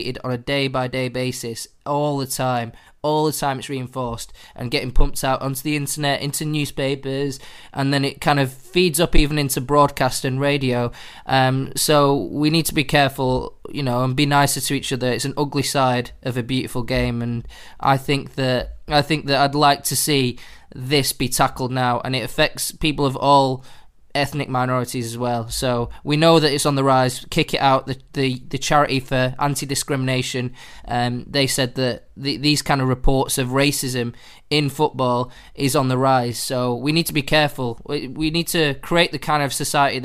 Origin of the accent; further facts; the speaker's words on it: Manchester, North West England, United Kingdom; I'm from Manchester, so I played for a team called Swinton Boys, a small town in Salford